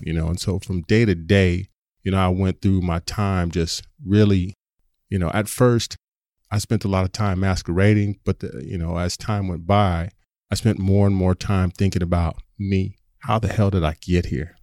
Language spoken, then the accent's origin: English; San Diego, California, United States; I grew up in Southern California, in Southeast San Diego